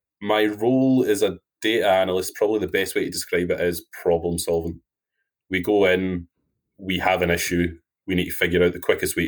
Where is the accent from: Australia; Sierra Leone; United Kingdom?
United Kingdom; Wilsontown, Scotland; now in Edinburgh, United Kingdom; I'm from a tiny, tiny place called Wilsontown, which is in central Scotland.